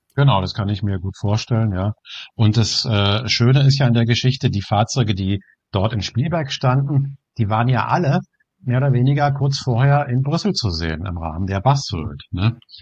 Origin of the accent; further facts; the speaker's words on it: Germany; Bei uns in Deutschland